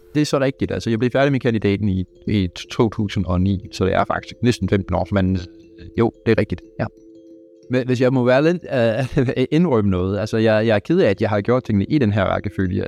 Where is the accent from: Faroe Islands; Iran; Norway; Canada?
Canada; Danish is a second language; moved away as an adult; now in Denmark; jeg er dansk statsborger, men jeg fødte og op i Kanada